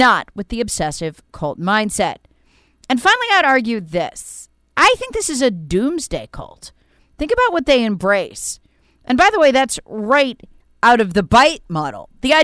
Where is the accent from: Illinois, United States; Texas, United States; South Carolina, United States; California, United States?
South Carolina, United States; It's happening right now in my home state of South Carolina.